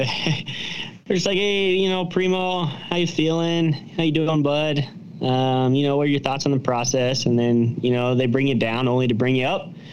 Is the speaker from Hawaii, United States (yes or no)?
no; Cincinnati, Ohio, United States; moved away; We're both from Cincinnati